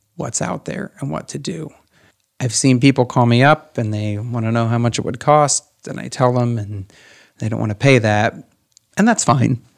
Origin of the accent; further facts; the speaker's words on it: Van Wert County, Ohio, United States; also born or lived in Columbus, Ohio; I'm here from Van Wert County